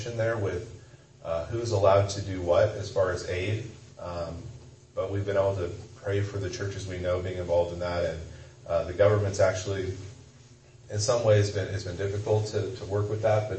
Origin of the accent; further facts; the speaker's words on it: Kansas, United States; I'm from Kansas